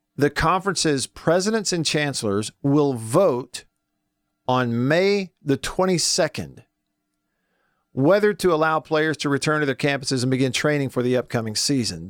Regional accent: Tupelo, Mississippi, United States; moved away; my hometown of Tupelo

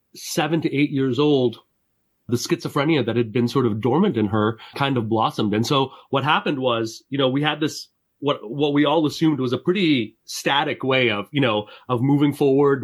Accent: Montreal, Quebec, Canada; now in upstate New York, United States; I grew up in Montreal.

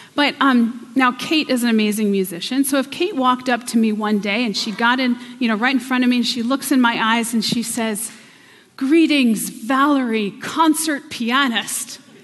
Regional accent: Pennsylvania, United States; moved away as an adult; now in New York City, United States; I am from Pennsylvania. And I moved to New York City many, many years ago. It's been about 13 years now.

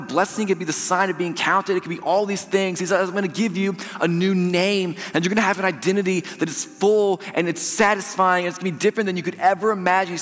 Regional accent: Georgetown, Indiana, United States; I'm from Georgetown, I'm a Georgetown boy.

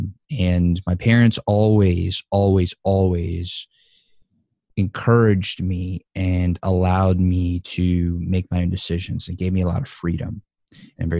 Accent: New Orleans, Louisiana, United States; born and raised in New Orleans, Louisiana, to a Jewish family, Jewish home

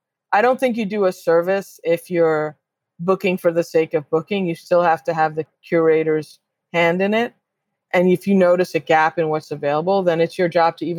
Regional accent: New York City, New York, United States; I grew up on WBAI in New York

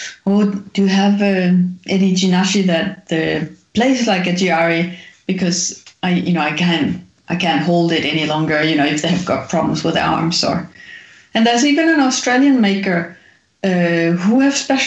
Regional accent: Denmark; I grew up in Denmark

